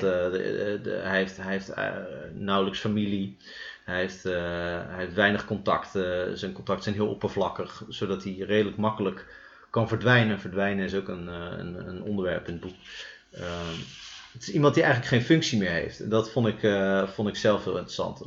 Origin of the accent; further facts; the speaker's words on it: Utrecht, Netherlands; Wij komen allebei uit Utrecht.